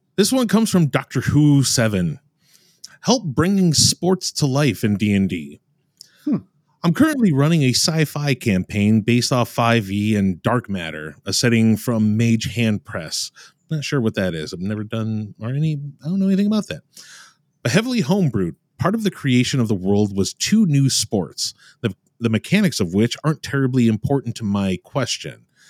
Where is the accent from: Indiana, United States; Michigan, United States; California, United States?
Michigan, United States; I'm from Michigan